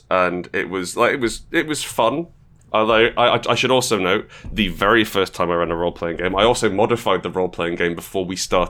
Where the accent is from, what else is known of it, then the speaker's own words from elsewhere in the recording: Portugal; I grew up in Portugal. I grew up in... {S1} Okay. {S2} I grew up in, it was a very English... predominantly English-speaking community I was